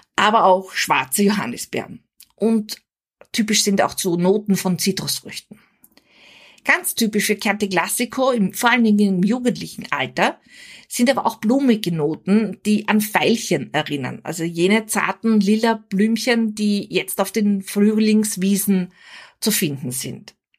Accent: Austria; Als Österreicherin

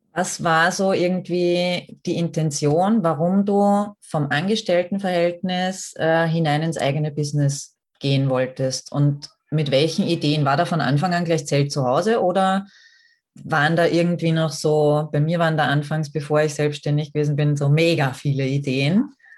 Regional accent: Austria; bei uns in Österreich

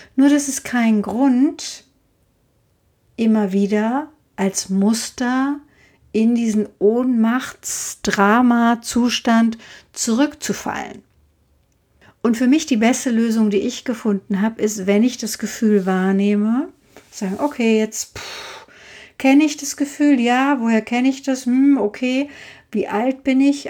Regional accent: Frankfurt, Hesse, Germany; also born or lived in Hintertaunus; als 13-Jährige alleine in Frankfurt weiter wohnen zu dürfen

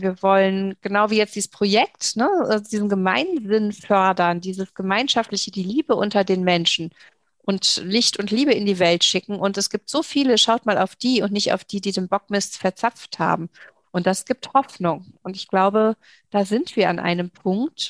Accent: Saarland, Germany; hier bei uns im Saarland

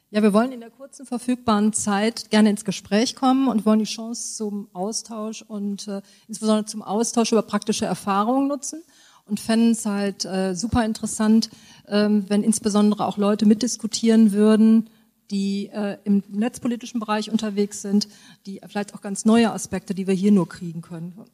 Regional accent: Düsseldorf, North Rhine-Westphalia, Germany; ich komme aus Düsseldorf.

